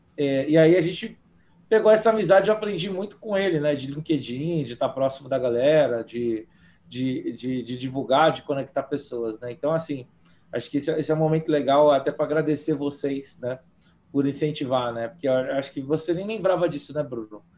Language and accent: Portuguese; Brazil; moved away as an adult; also born or lived in Spain; eu sou brasileiro